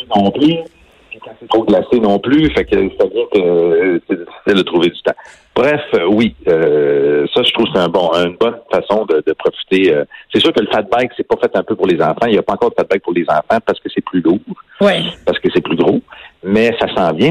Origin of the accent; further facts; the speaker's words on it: Trois-Rivières, Quebec, Canada; je viens de Trois-Rivières, là, à côté, qui est à 20 minutes de là